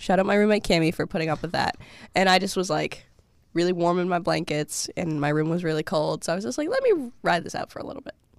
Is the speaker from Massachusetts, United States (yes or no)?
yes; Massachusetts, United States; moved away; I'm from Massachusetts